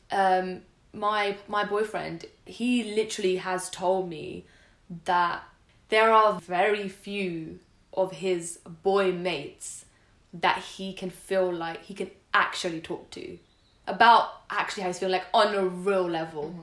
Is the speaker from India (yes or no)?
yes; India; and we're both like you and I, we're we're Indian.